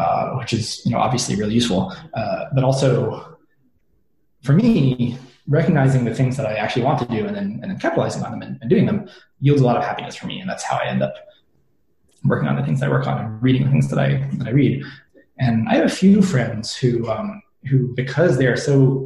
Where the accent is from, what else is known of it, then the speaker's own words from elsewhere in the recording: United States; growing up in the American education system